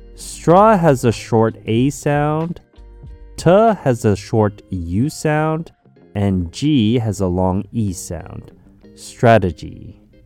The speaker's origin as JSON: {"language": "English", "country": "Canada", "tie": "born or raised there", "said": "growing up in Canada"}